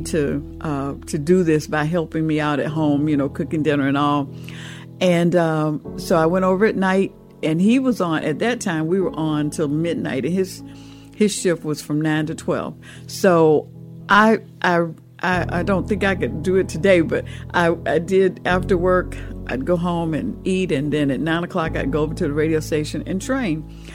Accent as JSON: {"language": "English", "town": "Atlanta", "region": "Georgia", "country": "United States", "tie": "born or raised there", "said": "I was raised right here in Atlanta, Georgia, and we on the south side of the city is where I was born and raised"}